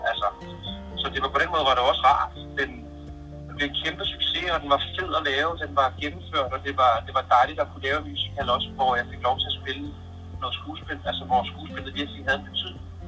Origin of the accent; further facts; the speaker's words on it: Bornholm, Capital Region of Denmark, Denmark; som Bornholmer